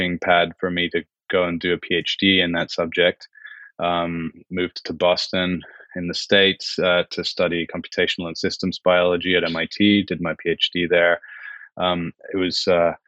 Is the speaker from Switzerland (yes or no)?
yes; Switzerland; also born or lived in United Kingdom; now in Geneva, Switzerland; I grew up in Switzerland.